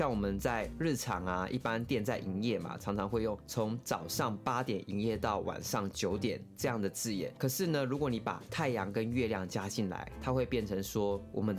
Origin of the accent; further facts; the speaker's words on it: Pingtung County, Taiwan; 我是来自屏东的排湾族，